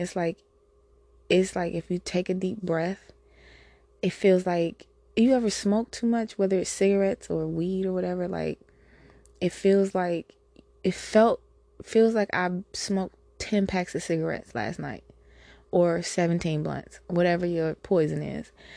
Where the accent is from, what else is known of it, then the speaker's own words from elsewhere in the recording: United States; I'm an American human